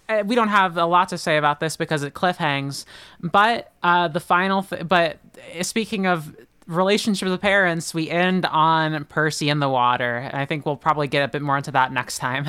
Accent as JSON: {"language": "English", "region": "Oklahoma", "country": "United States", "said": "I'm from Oklahoma"}